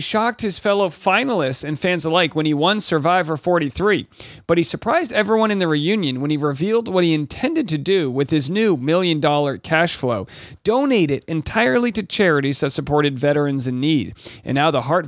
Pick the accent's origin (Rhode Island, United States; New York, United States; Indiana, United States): Rhode Island, United States; my hometown in Rhode Island